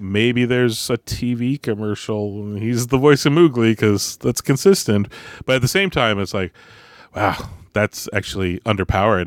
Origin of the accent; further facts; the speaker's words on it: Canada; we're Canadian